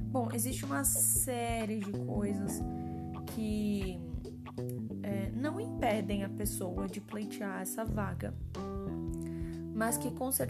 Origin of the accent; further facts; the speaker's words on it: São Paulo, Brazil; Então, por exemplo, aqui em São Paulo, eu sou de São Paulo, aqui em São Paulo tem a FAPESP